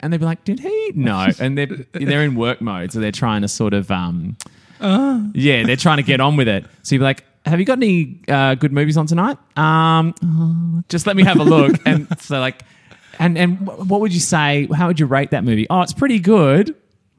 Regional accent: Australia; I'm an Aussie

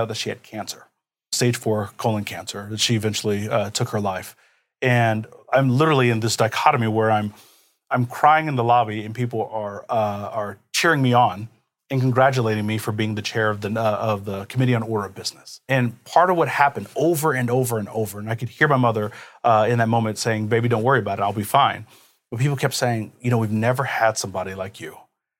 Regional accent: Kansas City, United States; So I'm a first generation American. Now, on my father's side, so he's from Jamaica.

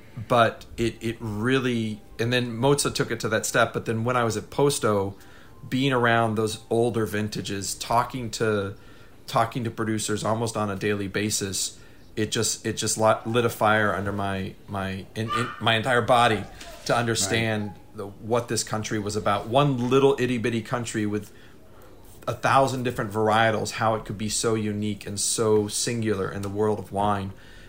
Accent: Texas, United States; moved away as an adult; also born or lived in California; I'm from Texas originally.

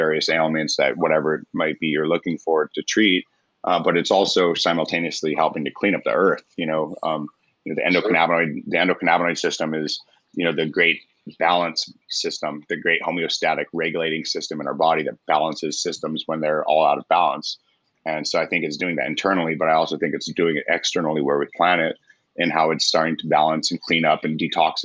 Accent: Roswell, New Mexico, United States; moved away as an adult; also born or lived in Virginia Beach; I'm originally from Roswell, New Mexico, and when I turned 18, I joined the Navy

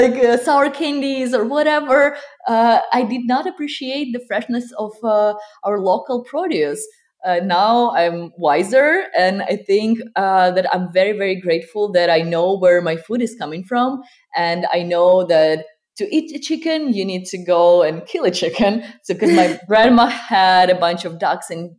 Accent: Ukraine; moved away as an adult; now in California, United States; I was born and raised in Ukraine, and I spent the most part of my life there. And then at 21, I came here with my husband

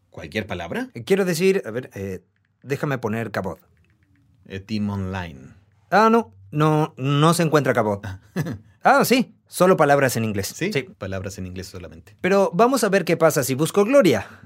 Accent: Argentina; soy de Argentina.

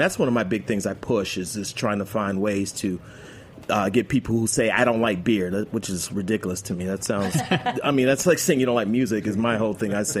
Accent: New York, United States; now in Atlanta, United States; I'm a Yankees fan. I mean, I was born in New York

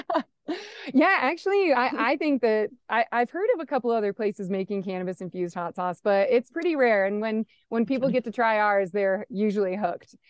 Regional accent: Nebraska, United States; moved away as an adult; also born or lived in Rochester; now in Colorado, United States; I grew up in Nebraska

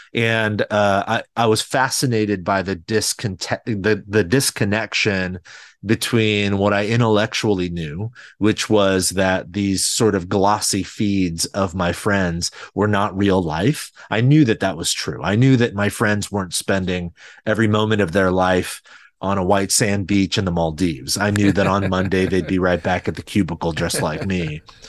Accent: California, United States; I think I grew up in a single parent home, just my mother and I.

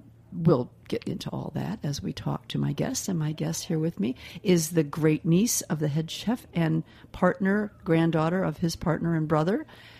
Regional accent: Midwest, United States; But for someone growing up in the Midwest where we didn't have pizza parlors on every corner

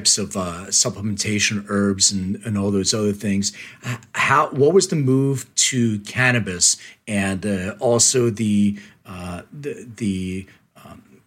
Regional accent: Philadelphia, Pennsylvania, United States; moved away; I'm from Philly originally

